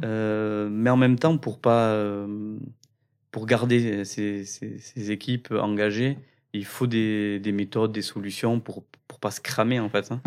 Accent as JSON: {"language": "French", "town": "Cambo-les-Bains", "region": "Nouvelle-Aquitaine", "country": "France", "said": "On vient de Cambourg-les-Bains"}